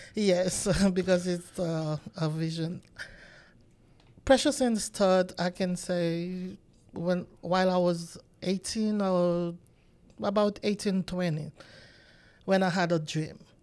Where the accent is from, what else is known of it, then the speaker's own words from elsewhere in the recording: Haiti; moved away as an adult; now in United States; I'm from Haiti, and until I came to the United States